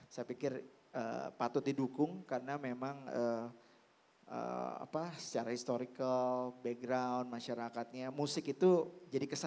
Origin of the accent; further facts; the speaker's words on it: Jakarta, Indonesia; saya lahir besar di Jakarta dan uh, kakek saya oma saya nenek saya ya sudah mengajarkan keberagaman itu